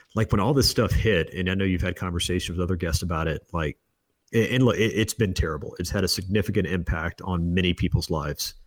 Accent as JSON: {"language": "English", "town": "Destin", "region": "Florida", "country": "United States", "tie": "born or raised there", "also_born_or_lived": "Alexander City, Alabama", "said": "I was born in, uh, Alabama, uh, small town no one's ever heard of, Alexander City, but moved to Destin, Florida"}